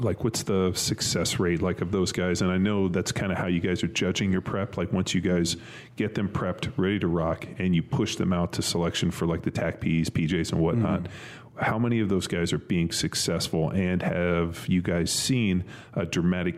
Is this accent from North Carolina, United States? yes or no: no; Southern California, United States; I grew up in Southern California. There was no snow